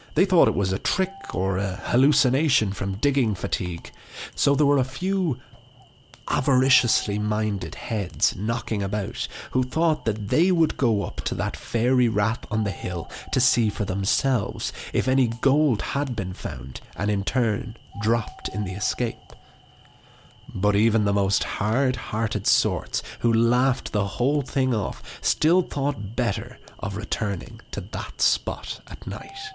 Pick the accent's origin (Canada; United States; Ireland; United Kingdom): Ireland; County Wicklow; my hometown, which I didn't have the greatest relationship with growing up